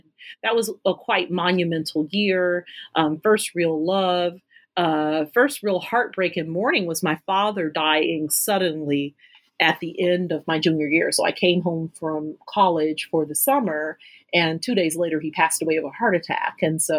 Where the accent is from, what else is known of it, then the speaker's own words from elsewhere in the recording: Detroit, Michigan, United States; moved away as an adult; also born or lived in Ann Arbor, Michigan; now in Philadelphia, United States; I am from Detroit, and I attended Detroit Public Schools.